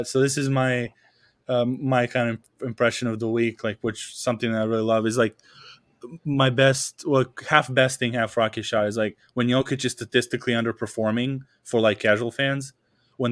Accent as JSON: {"language": "English", "country": "Serbia", "first_language": "Serbian", "second_language": "English", "moved": "as an adult", "said": "when there was like no one here from Serbia, like I just switched over to English and it was super easy. The freshman year, when I had someone from home here, it was like my accent was thicker."}